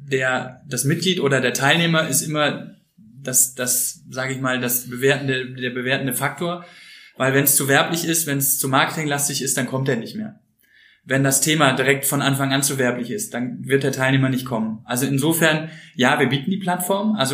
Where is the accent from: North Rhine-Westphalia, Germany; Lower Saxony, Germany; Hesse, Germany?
North Rhine-Westphalia, Germany; Cologne; Als Kölner muss ich jetzt Bier sagen, aber Wein auch gerne.